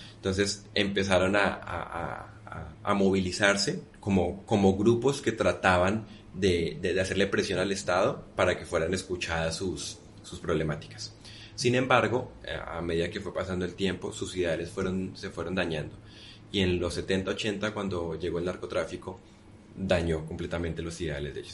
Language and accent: Spanish; Colombia; en Colombia decimos ese, coco